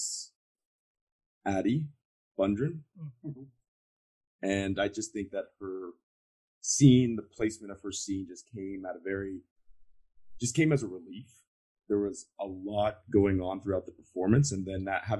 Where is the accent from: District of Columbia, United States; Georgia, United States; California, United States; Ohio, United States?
Georgia, United States; I'm from the South. I'm from Georgia